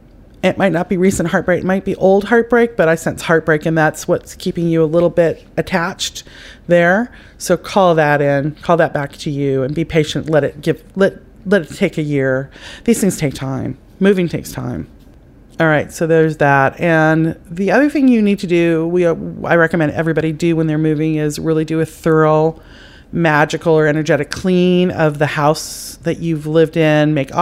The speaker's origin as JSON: {"language": "English", "country": "Ireland", "said": "I know, it's not just because I'm Irish."}